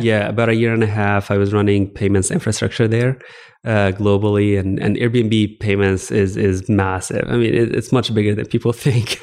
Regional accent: Alexandria, Alexandria Governorate, Egypt; moved away as an adult; also born or lived in Virginia / Texas; I actually grew up in Egypt. I grew up in Alexandria, Egypt specifically.

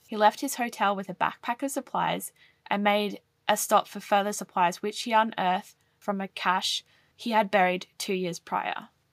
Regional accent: Australia; as an Australian

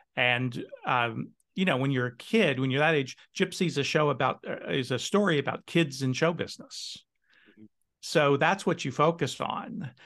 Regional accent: Cincinnati, Ohio, United States; now in Seattle, United States; I was born in Cincinnati and raised in Cincinnati

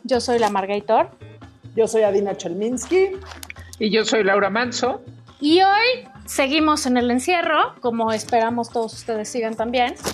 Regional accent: Monterrey, Nuevo León, Mexico; Como buena regia, muy

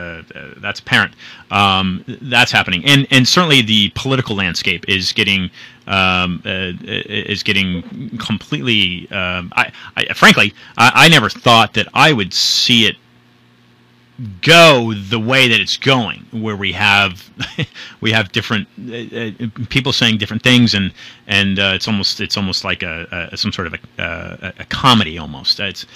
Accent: Oakland, California, United States; born there; By the way, I was born in Oakland.

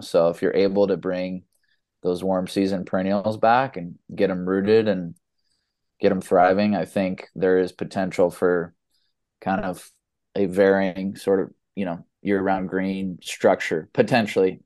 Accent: Los Angeles, California, United States; also born or lived in San Diego; I was born in Los Angeles and was a baseball player my whole life

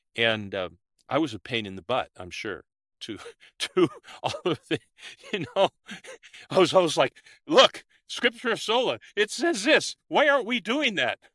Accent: Olympia, Washington, United States; now in New South Wales, Australia; I was born and raised in the United States, in Olympia, Washington

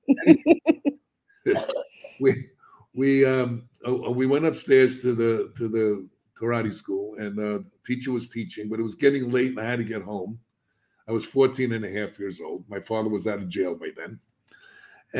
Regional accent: New York City, New York, United States; I'm a kid from the South Bronx. I was brought up in an inner city neighborhood in the projects.

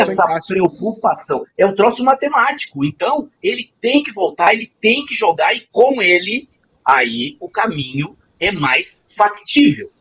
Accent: Rio Grande do Sul, Brazil; a gente é lá do, do, do, do Rio Grande do Sul

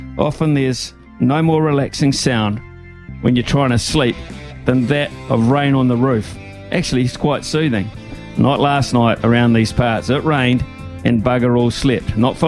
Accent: Wellington, New Zealand; now in Hawke's Bay, New Zealand; growing up in Wellington

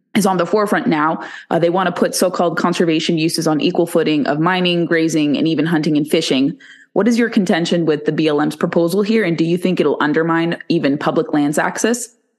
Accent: California, United States; my home state of California

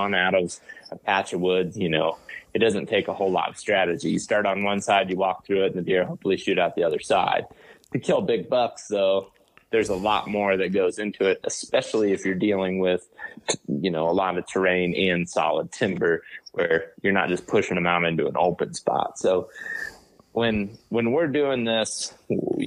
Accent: Western Ohio, United States; I grew up in Western Ohio

